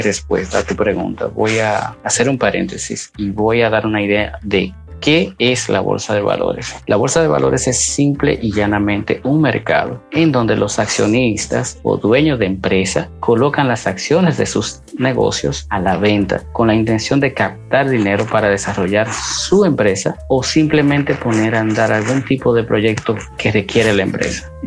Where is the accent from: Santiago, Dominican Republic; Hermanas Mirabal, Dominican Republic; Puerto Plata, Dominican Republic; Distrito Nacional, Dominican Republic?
Santiago, Dominican Republic; Santiago de los Caballeros; moved away; dominicano, específicamente de Santiago